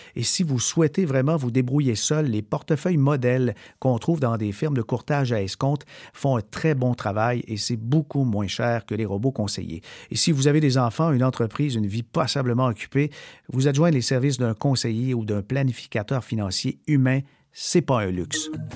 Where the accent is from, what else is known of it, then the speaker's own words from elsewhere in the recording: Canada; chez nous au Canada